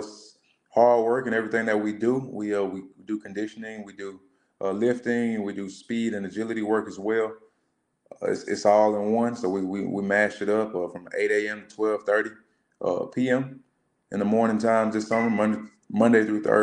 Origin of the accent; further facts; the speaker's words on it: Columbus, Georgia, United States; I am a Columbus native. I went through Muskogee County School District. I graduated from Northside High School here in Columbus